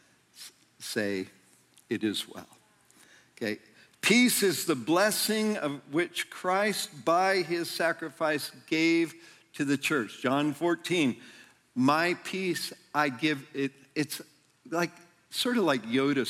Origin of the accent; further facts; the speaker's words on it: near Yosemite National Park, California, United States; I grew up near Yosemite National Park